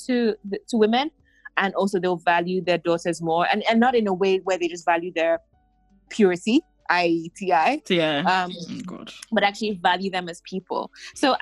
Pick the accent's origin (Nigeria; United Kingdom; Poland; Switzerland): Nigeria; being Nigerian